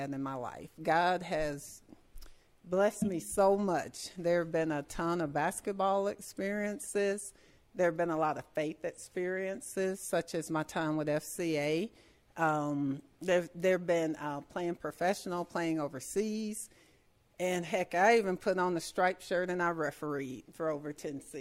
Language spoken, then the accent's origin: English; Franklin, Tennessee, United States; we grew up in Franklin, Tennessee, and our parents were our heroes.